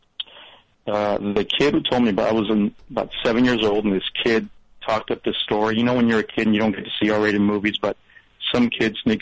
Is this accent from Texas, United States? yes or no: yes; El Paso, Texas, United States; now in San Diego, United States; I'm from El Paso